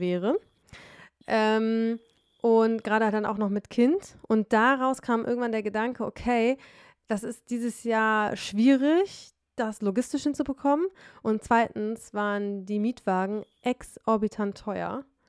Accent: Detmold, North Rhine-Westphalia, Germany; now in Berlin, Germany; in meiner Heimat Detmold

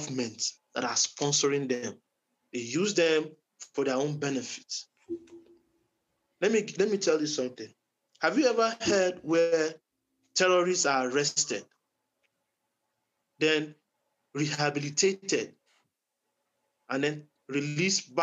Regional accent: southern Kaduna State, Nigeria; I'm from Kaduna State originally. In my state, Kaduna State. All of us, those of us are from southern Kaduna.

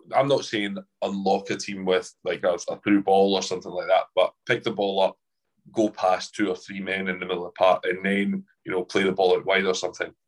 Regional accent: Edinburgh, Scotland, United Kingdom; growing up in Edinburgh

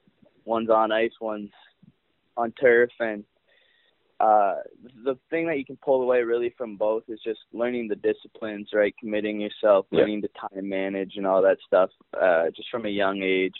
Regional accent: Canada; as a Canadian kid growing up

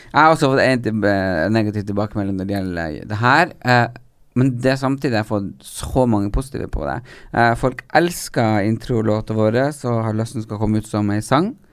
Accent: Hadeland, Innlandet, Norway; Jeg har sjøl vokst opp på Hadeland, og blir enda mer glad i hjemstedet mitt når den også kommer ut som LHBT-støttende.

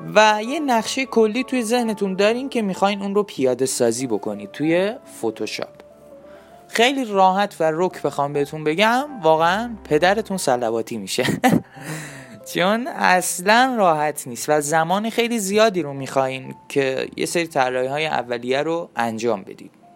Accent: Iran; ما ایرانیم

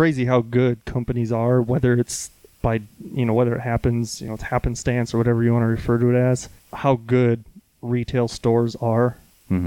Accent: Minnesota, United States; moved away as an adult; also born or lived in North Carolina / California; now in Arizona, United States; born and raised in Minnesota, but I've considered Arizona home now for 16 years

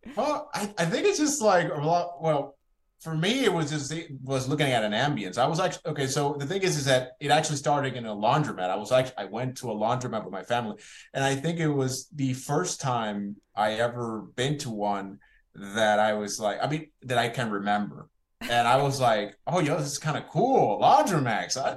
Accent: Puerto Rico; I was born in Puerto Rico

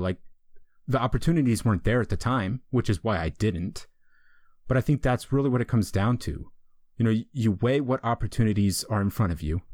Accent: East Coast, United States; moved away as an adult; also born or lived in Colorado; I'm from the East Coast. I lived in the East Coast my entire life.

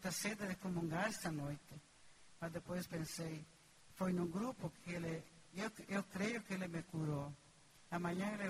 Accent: Rio Grande do Sul, Brazil; Eu sou do Rio Grande do Sul. Eu vim fazer um tratamento aqui em Sinop, porque quase eu não caminhava mais

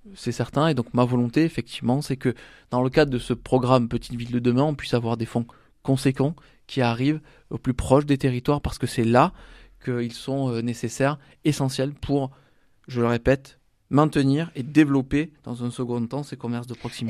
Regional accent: Salon-de-Provence, Provence-Alpes-Côte d'Azur, France; je suis de Salon de Provence

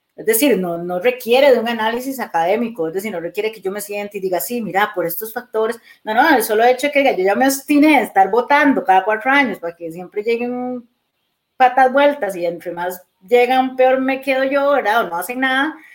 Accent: Costa Rica; Yo soy orgullosa, tica

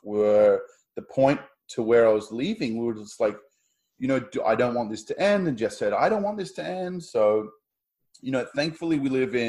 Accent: Australia; moved away as an adult; also born or lived in Sydney, Australia; now in Toronto, Canada; I'm the Aussie. I'm going back home

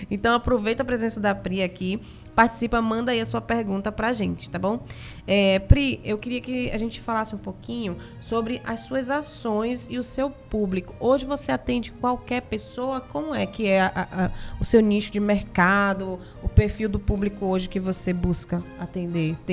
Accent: Simões Filho, Bahia, Brazil; eu sou de Simões Filho

